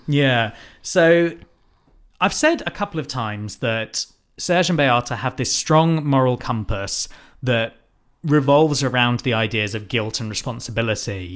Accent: United Kingdom; We are white British people.

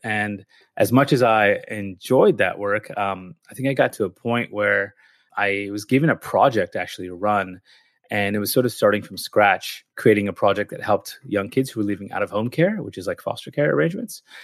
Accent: California, United States; moved away as an adult; also born or lived in Philadelphia; now in Melbourne, Australia; my family's Indian, but I was born in the U S and I grew up in California

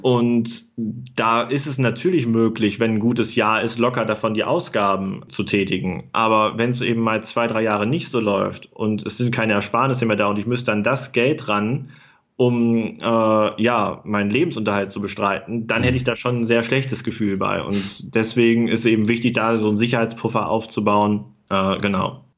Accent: Germany; moved away as an adult; now in Göttingen, Germany; Ich komme ja aus dem Harz. Ich wohne auch nach wie vor in der Nähe. Ich wohne äh, in Göttingen

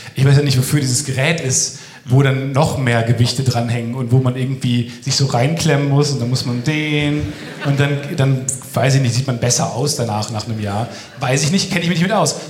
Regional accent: near Dortmund, North Rhine-Westphalia, Germany; ich komme aus der Ecke bei Dortmund eigentlich

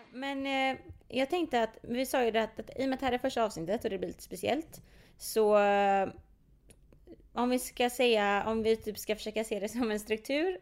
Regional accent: Partille, Västra Götaland, Sweden; jag är från Partille, eh, Jonsered specifikt

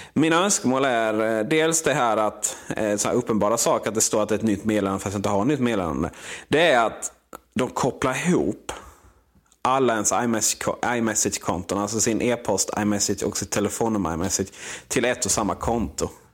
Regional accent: Blekinge, Sweden; moved away; där hemma i Blekinge

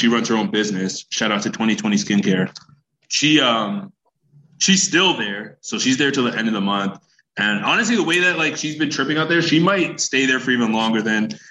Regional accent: Canada; also born or lived in Ghana (ancestry); I was born in Canada

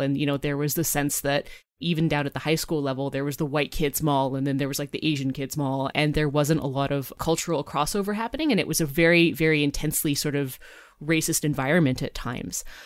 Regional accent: Vancouver, British Columbia, Canada; moved away; also born or lived in Toronto; when I was growing up in the West Coast, uh, mm-hmm. in sort of the suburbs of Vancouver

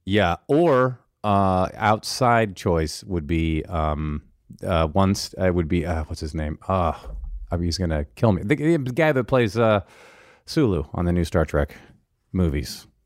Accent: Mercer Island, Washington, United States; moved away; I grew up on Mercer Island

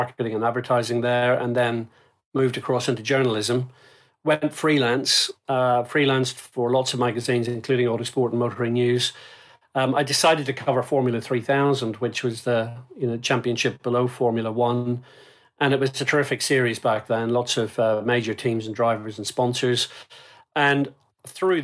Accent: Northern Ireland, United Kingdom; now in Brackley, United Kingdom; growing up in Northern Ireland, as you'll both be aware, we had quite a lot of conflict going on in the province at the time

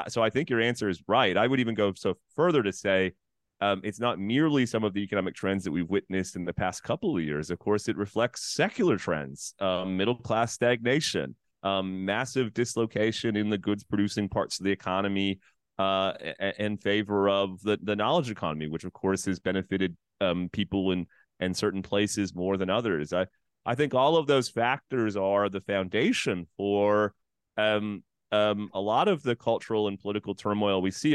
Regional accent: Canada; as a Canadian

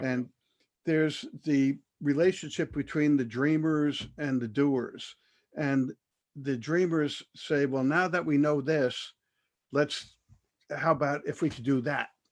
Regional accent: United States; being an American

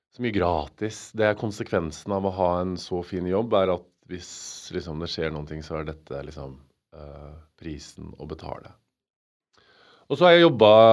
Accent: Stjørdal, Trøndelag, Norway; moved away as an adult; now in Oslo, Norway; jeg flytta til Oslo fra Stjørdal eh, og Trøndelag. For i Trøndelag var jeg sånn, eh, hadde jo verdens fineste ungdomstid med verdens beste venner

